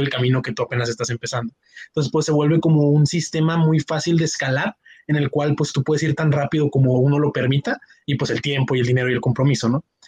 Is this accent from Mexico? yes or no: yes; Monterrey, Nuevo León, Mexico; yo soy de México, específicamente de la zona norte de Monterrey, Nuevo León